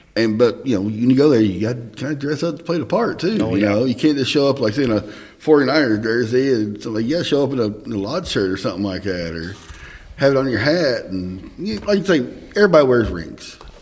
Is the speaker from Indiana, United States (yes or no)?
yes; Southern Indiana, United States; Southern Indiana